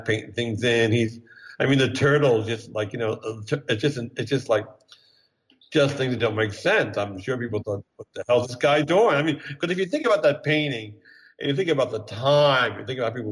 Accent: Bryn Mawr, Pennsylvania, United States; born or raised there; moved away as an adult; also born or lived in New York

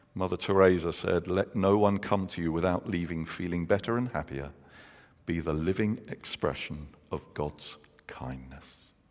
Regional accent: London, United Kingdom; moved away; I'm from London

